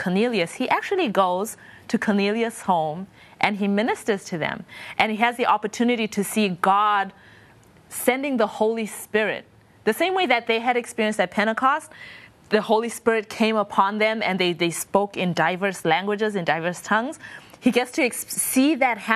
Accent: Zimbabwe; I'm from Zimbabwe

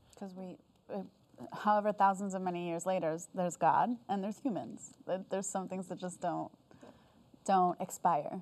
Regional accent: United States; also born or lived in South Korea; I'm American

